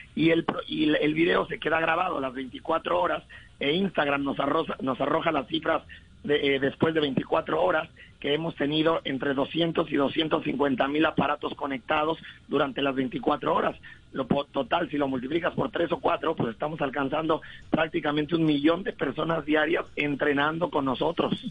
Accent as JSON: {"language": "Spanish", "country": "Mexico", "also_born_or_lived": "Colombia", "said": "Yo siempre lo digo que soy como mexicano colombiana"}